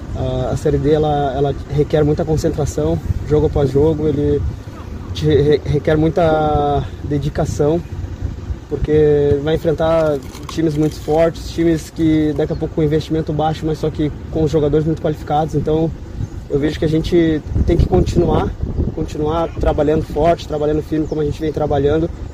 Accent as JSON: {"language": "Portuguese", "region": "South Region", "country": "Brazil", "moved": "yes", "said": "Eu sou do Sul"}